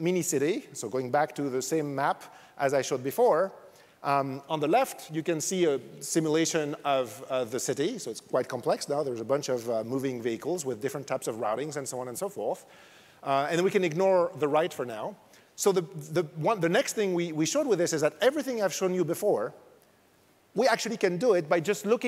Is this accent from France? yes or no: yes; France; accent: French; English is a second language; moved away; You probably noticed from my accent, I'm French